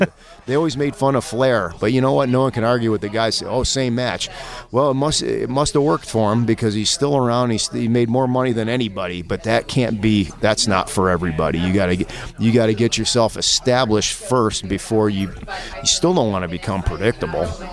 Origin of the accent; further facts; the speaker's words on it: Buffalo, New York, United States; I'm originally from uh, Western New York, around the Buffalo area.